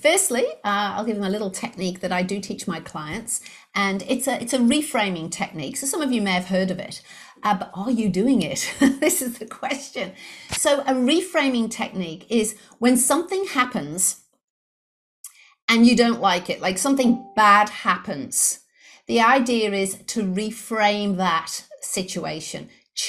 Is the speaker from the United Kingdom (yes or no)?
yes; Liverpool, North West England, United Kingdom; accent: English; moved away as an adult; now in Brisbane, Australia; I'm actually based in Brisbane, Australia. However, I was brought up in Liverpool in the UK. So for those of you who detected the English accent, you were correct. I do have an English accent. I'm from Liverpool originally